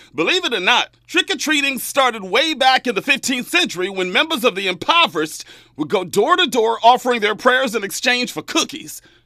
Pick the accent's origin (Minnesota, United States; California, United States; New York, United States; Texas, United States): California, United States; Bakersfield; moved away; back in my hometown of Bakersfield